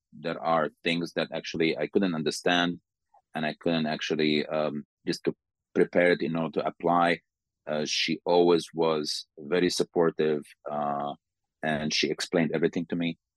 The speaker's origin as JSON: {"language": "English", "country": "Sudan", "moved": "as an adult", "lives_now": "Slovakia", "said": "I'm from Sudan"}